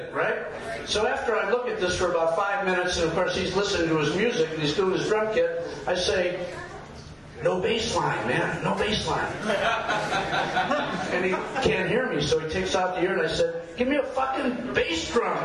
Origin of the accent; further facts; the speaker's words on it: Detroit, Michigan, United States; moved away as an adult; now in Portland, United States; I'm from Detroit